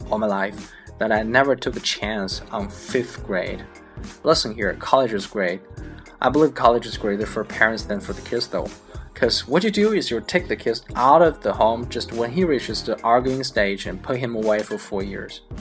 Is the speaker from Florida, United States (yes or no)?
no; Oklahoma, United States; born there; I was born in the Indian Territory in what is now Oklahoma